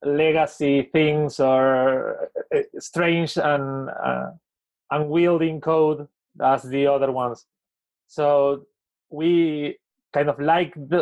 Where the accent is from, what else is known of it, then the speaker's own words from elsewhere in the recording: Argentina; from Argentina.